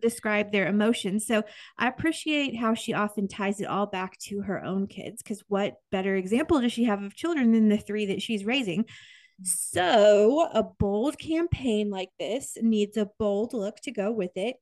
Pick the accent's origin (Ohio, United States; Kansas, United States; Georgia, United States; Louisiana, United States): Kansas, United States; I grew up in Kansas